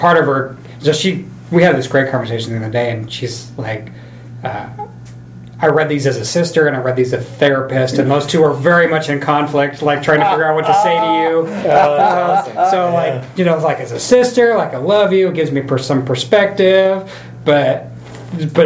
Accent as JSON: {"language": "English", "region": "Idaho", "country": "United States", "tie": "born or raised there", "moved": "yes", "said": "I grew up in Idaho"}